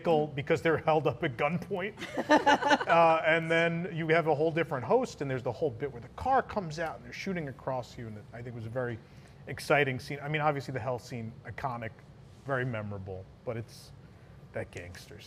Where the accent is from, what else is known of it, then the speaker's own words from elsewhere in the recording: New York City, New York, United States; the block where I grew up on in the Bronx.